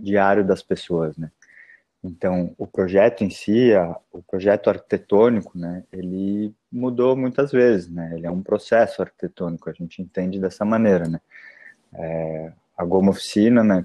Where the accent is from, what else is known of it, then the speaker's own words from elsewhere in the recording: São Paulo, Brazil; now in Porto Alegre, Brazil; eu, eu sou paulistano, né? Nasci na cidade de São Paulo